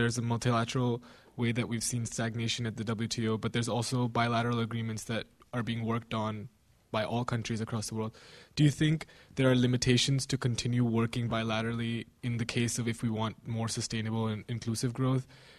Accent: India; I'm a student here. … I'm Indian.

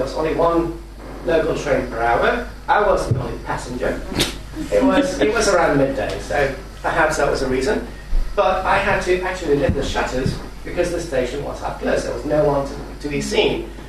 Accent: Spain; moved away; I'm originally from Spain

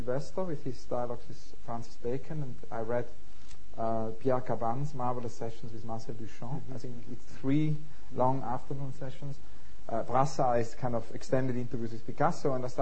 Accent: St. Gallen, Switzerland; moved away; also born or lived in Zurich; I grew up in Switzerland, very near the library of St. Gallen

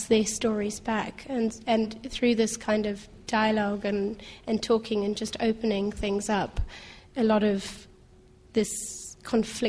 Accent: South Africa; I am white. I am a South African

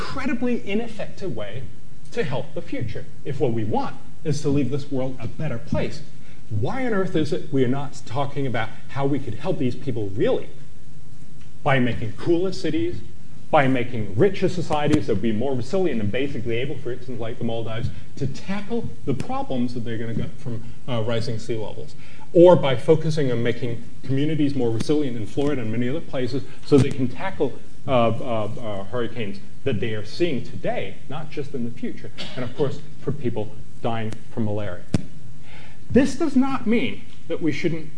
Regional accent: Copenhagen, Capital Region of Denmark, Denmark; in my hometown, we were supposed to have the treaty that would save the world in Copenhagen

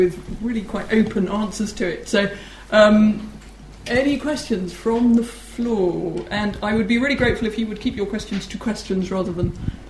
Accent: United Kingdom; As a British citizen

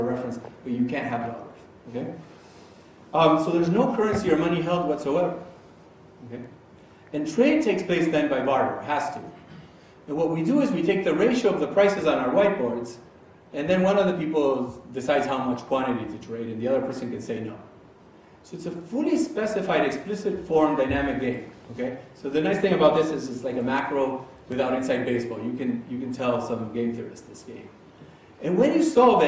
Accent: Argentina; I'm from Argentina.

